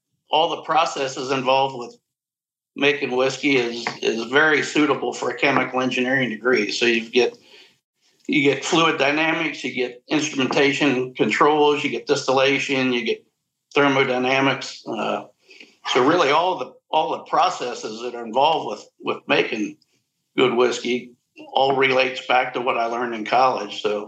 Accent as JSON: {"language": "English", "town": "Cincinnati", "region": "Ohio", "country": "United States", "tie": "born or raised there", "said": "I was growing up in Cincinnati."}